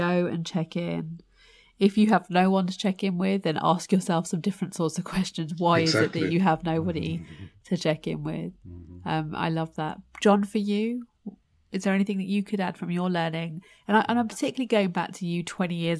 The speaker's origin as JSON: {"language": "English", "country": "United Kingdom", "tie": "born or raised there", "said": "I'm Indian heritage, but born in the UK."}